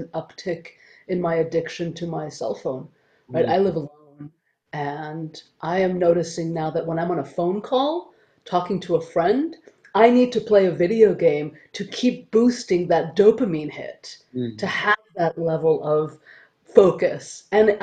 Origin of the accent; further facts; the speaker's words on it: Canada; I'm Canadian